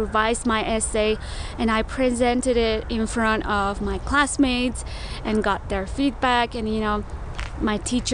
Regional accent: Mongolia; moved away; also born or lived in Milwaukee, Wisconsin, United States; I'm from Mongolia.

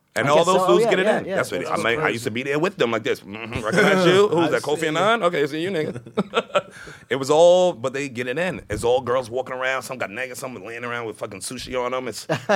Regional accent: New York, United States; But that's the joy of growing up in New York, or any city that you got a lot of fucking options in.

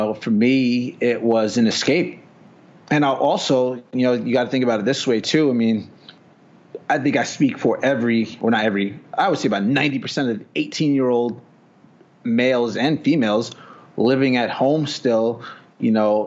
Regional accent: New York, United States; also born or lived in New Jersey; I'm originally from New York. Spent a lot of time in Jersey

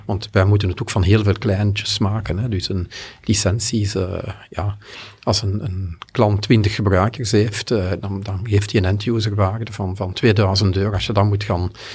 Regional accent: Belgium; Ik ben Belg natuurlijk, ik ben hier in Nederland te gast

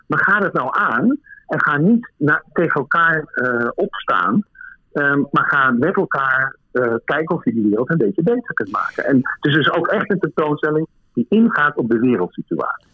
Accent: Netherlands; moved away as an adult; now in Berlin, Germany; als Nederlander

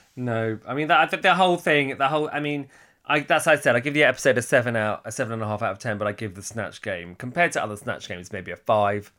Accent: Hertfordshire, East of England, United Kingdom; accent: posh; I sound a bit posh for where I'm from and from Hertfordshire

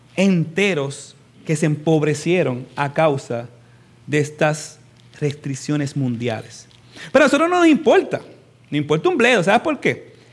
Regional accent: United States; en nuestro caso, como norteamericanos

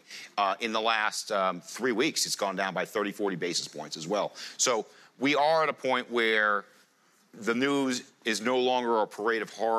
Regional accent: United States; I'm an American.

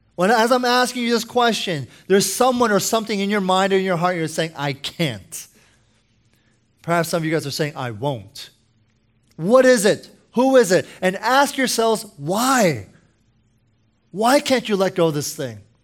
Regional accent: United States; I'm American

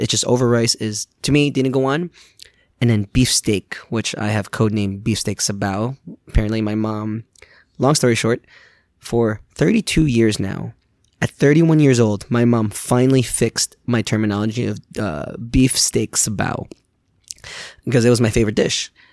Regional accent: New York, United States; also born or lived in Philippines; now in Gainesville, United States; growing up in New York

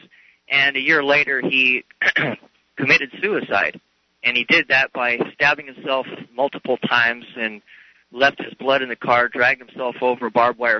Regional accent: Montana, United States; now in Sacramento, United States; I am calling from Sacramento, although I'm actually from Montana.

